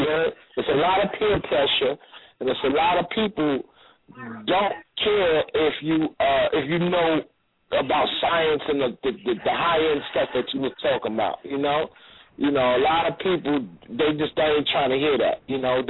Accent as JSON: {"language": "English", "town": "New York City", "region": "New York", "country": "United States", "tie": "born or raised there", "also_born_or_lived": "Chicago", "moved": "yes", "lives_now": "Los Angeles, United States", "said": "I'm born in Chicago. I was raised in Brooklyn, and I made L.A. my home."}